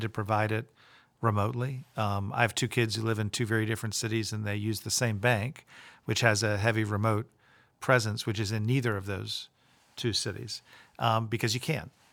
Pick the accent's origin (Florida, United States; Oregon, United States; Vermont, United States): Florida, United States; Tampa; moved away as an adult; I grew up in Tampa. I went to public school there